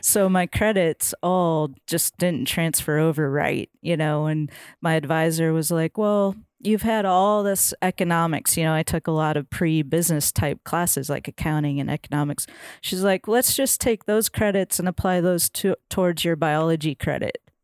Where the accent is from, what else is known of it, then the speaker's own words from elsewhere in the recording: Minnesota, United States; moved away as an adult; now in Nashville, United States; I grew up fishing in Minnesota